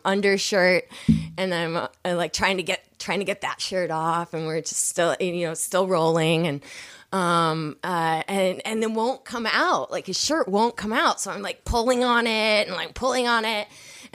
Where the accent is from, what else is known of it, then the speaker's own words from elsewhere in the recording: Seattle, Washington, United States; also born or lived in Chicago / Issaquah, Washington; I'm from Seattle